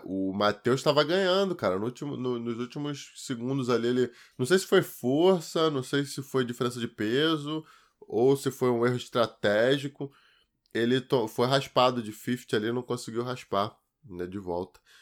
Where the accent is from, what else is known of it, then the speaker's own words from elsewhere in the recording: Duque de Caxias, Rio de Janeiro, Brazil; E fui criado, cara, até meus 9 anos de idade em Duque de Caxias